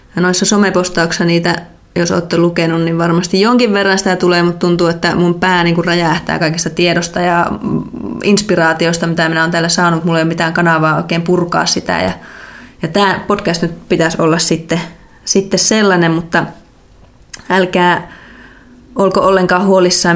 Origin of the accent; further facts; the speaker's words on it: North Karelia, Finland; moved away as an adult; also born or lived in Joensuu / Belgium; alun perin on kotoisin tuolta Pohjois-Karjalasta